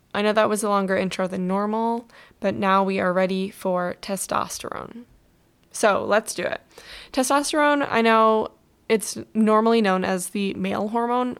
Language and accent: English; Michigan, United States; now in Southern California, United States; I grew up in Michigan